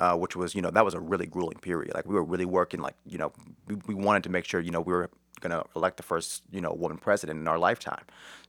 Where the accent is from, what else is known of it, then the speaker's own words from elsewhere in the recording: Cleveland, Ohio, United States; So, well, I'm from Cleveland. I went to Shaker Heights High School.